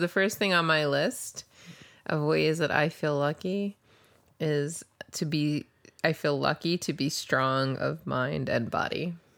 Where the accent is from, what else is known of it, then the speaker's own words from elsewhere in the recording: New Jersey, United States; also born or lived in New York; now in Pioneer Valley, Massachusetts, United States; I grew up in the Northeast